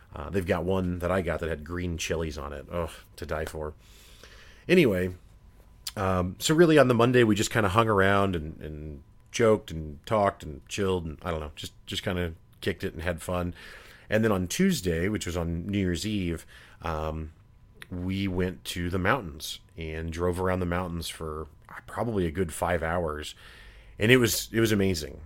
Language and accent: English; Missouri, United States; I'm from Missouri